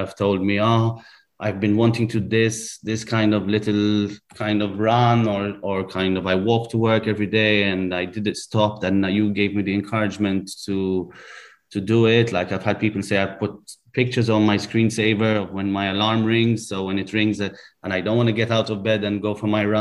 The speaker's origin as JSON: {"language": "English", "country": "Malta", "said": "When you come from a small country, like we're from Malta"}